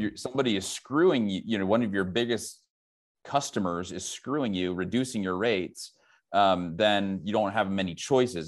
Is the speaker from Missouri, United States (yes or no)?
yes; St. Louis, Missouri, United States; moved away; also born or lived in Silicon Valley / Dayton, Ohio; I'm from the Midwest, originally from Saint Louis